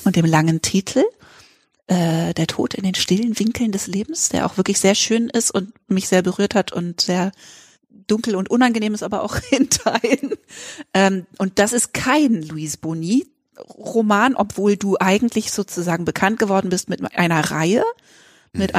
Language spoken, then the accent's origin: German; Freiburg, Baden-Württemberg, Germany; also ich bin nicht in Freiburg geboren, aber in Freiburg aufgewachsen die ganze Schulzeit